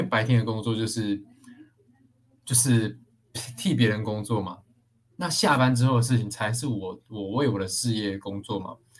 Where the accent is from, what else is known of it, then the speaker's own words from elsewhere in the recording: Taichung, Taiwan; 我是台中人嘛，那台中就有很多这种工厂啊